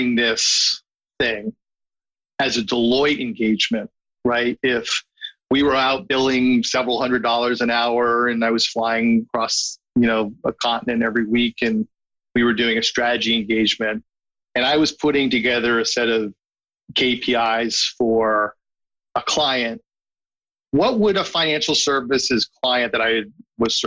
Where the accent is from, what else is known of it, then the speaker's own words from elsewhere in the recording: New York City, New York, United States; as a New Yorker